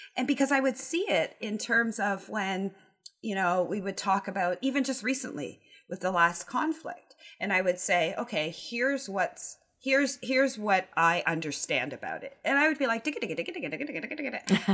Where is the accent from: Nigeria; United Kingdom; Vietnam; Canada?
Canada; I am Canadian.